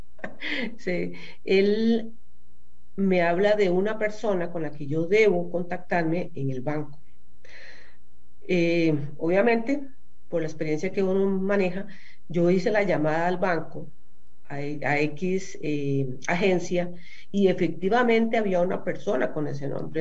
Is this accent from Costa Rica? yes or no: yes; Costa Rica